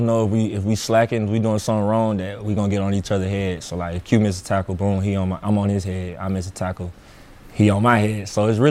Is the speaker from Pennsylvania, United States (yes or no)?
no; Atlanta, Georgia, United States; moved away as an adult; now in Nebraska, United States; I'm from Atlanta